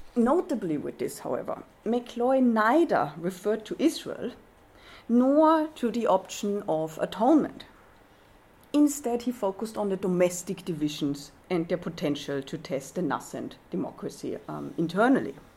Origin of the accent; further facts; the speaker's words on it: Austria; I was raised in Austria